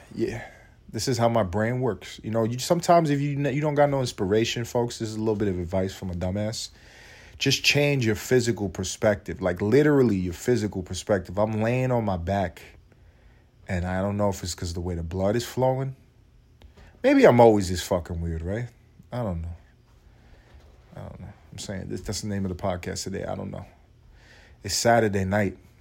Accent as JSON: {"language": "English", "country": "United States", "said": "I'm an American"}